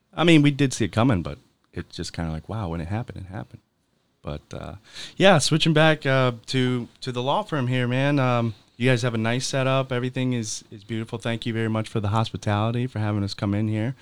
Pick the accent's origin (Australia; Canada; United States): United States; Michigan; moved away; I'm from Michigan